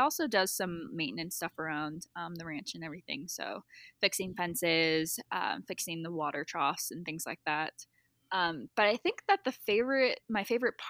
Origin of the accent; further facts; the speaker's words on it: Washington, United States; moved away as an adult; also born or lived in East Coast; now in Montana, United States; we actually both grew up in Washington State. I never felt like that was home. I'm originally from the East Coast